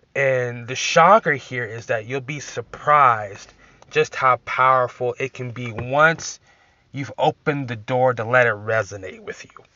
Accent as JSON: {"language": "English", "region": "Texas", "country": "United States", "said": "I'm from Texas"}